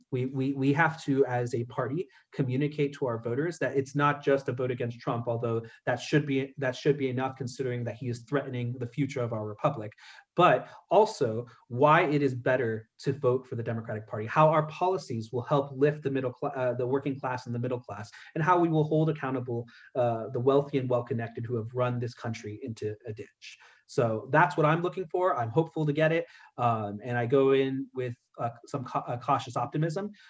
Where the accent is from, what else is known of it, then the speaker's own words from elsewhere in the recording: California, United States; I'm from California